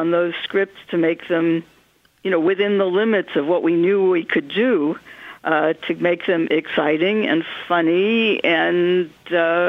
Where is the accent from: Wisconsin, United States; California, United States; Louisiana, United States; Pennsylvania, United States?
California, United States; Hollywood adjacent; growing up Hollywood adjacent.